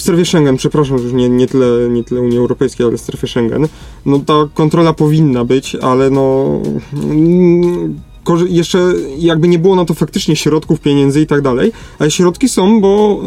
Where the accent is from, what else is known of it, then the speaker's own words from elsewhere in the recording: Lesser Poland, Poland; jesteśmy z Małopolski